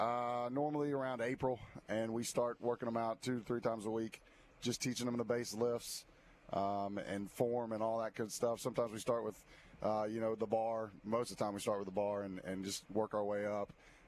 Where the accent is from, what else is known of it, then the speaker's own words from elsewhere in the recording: Albertville, Alabama, United States; also born or lived in Gulf Shores; I'm originally from North Alabama, Albertville, and I, you know, came down here after college and was at Gulf Shores for a couple years, or for about 6 years